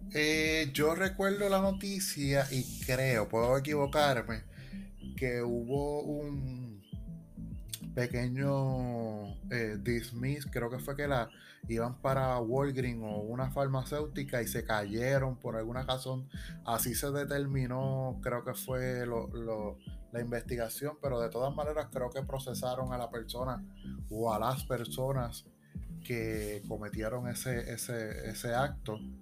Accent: Puerto Rico; nosotros los como puertorriqueños

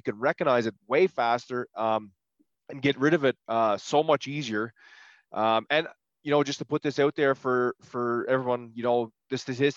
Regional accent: Prince Edward Island, Canada; I'm from, Prince Edward Island

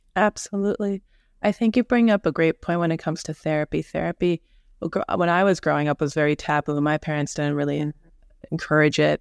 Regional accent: New York, United States; I'm from New York. I'm here in New York

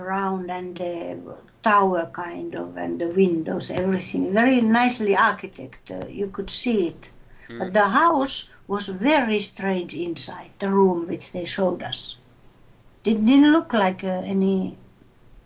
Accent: Finland; we are Finnish people. We are from Finland

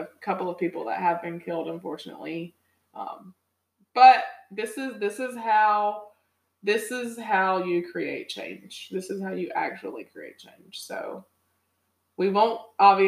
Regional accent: Rocky Mount, North Carolina, United States; now in Raleigh, United States; Rocky Mount, my hometown

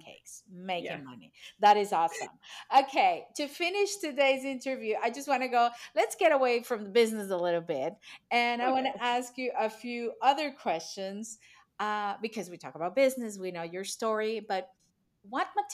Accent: Venezuela; now in Portugal; I'm not Portuguese also. I'm from Venezuela. I live here because my husband is Portuguese, and we moved from Venezuela because of political situation.

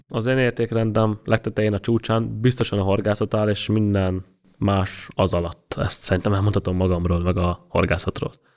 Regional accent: Budapest, Hungary; Ott nőttem föl, 13. kertben lakom, tőlem a Duna az 600 méterre

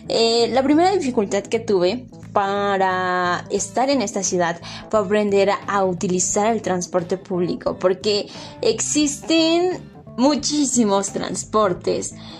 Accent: a small community in the state of Puebla, Mexico; moved away; yo provengo de una comunidad pequeña ubicada en el estado de Puebla, aquí en México, y mi vida se resumía en solo ir de casa a la escuela y viceversa

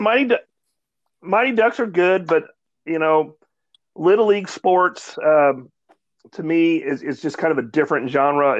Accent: Dallas, Texas, United States; I'm from Dallas

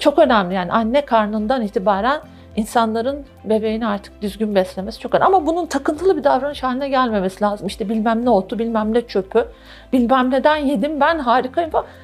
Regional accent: Turkey; Türkler olarak

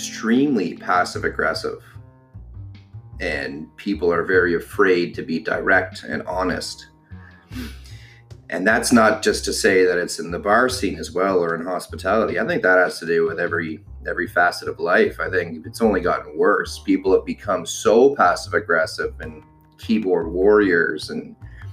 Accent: Ottawa, Ontario, Canada; born and raised in Ottawa, Ontario

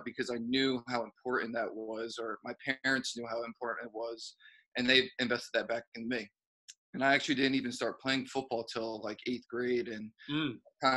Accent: Ewing, New Jersey, United States; moved away as an adult; now in New York City, United States; I'm from Ewing

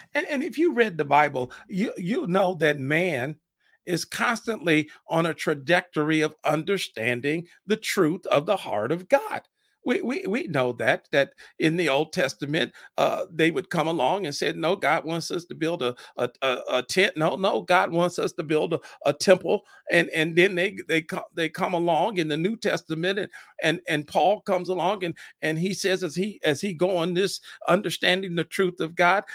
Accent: Fort Wayne, Indiana, United States; born in Fort Wayne, Indiana, shout out to my hometown

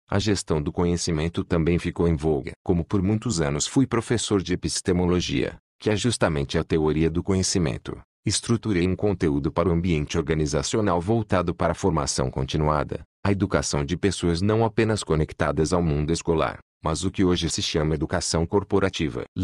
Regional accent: Londrina, Paraná, Brazil; Na minha infância, em Londrina, cidade com forte colonização japonesa, Havia um nipônico que, enquanto todo mundo plantava café, ele cultivava amendoim.

